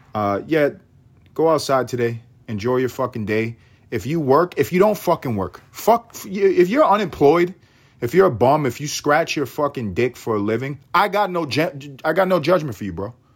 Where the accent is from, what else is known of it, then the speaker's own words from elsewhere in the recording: New York City, New York, United States; I'm, I'm from New York. I'm from New York.